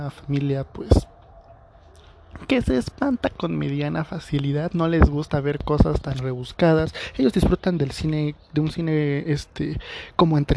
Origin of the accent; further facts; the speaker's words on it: State of Mexico, Mexico; por la zona en la que vivo o sea, soy del estado de México eh, y pues por lo general no hay tan los cines no son no se llenan tanto